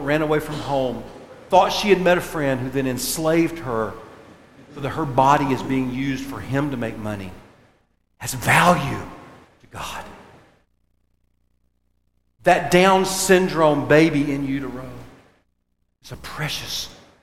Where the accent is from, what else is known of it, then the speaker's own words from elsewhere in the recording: United States; we, as Americans